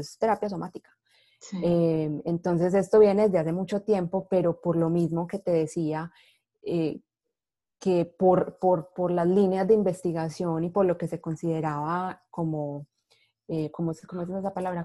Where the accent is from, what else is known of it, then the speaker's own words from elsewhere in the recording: Medellín, Antioquia, Colombia; moved away as an adult; now in Seattle, United States; soy colombiana de Medellín, eh, vivo en Seattle, Washington, hace más o menos cinco años, en Estados Unidos vivo hace más o menos nueve ya.